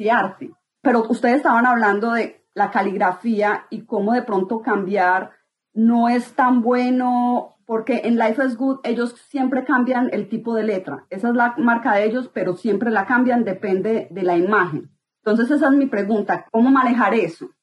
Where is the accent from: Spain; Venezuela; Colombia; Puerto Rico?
Colombia; yo soy arquitecta colombiana